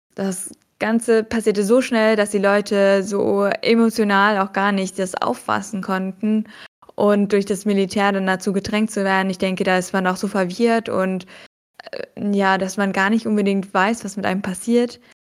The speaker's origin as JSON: {"language": "German", "country": "Germany", "said": "wir als Deutsche"}